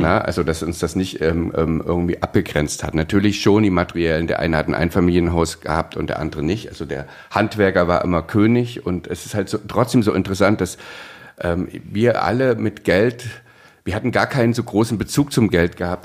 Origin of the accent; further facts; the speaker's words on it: East Germany, Germany; Ich bin ja aufgewachsen im Osten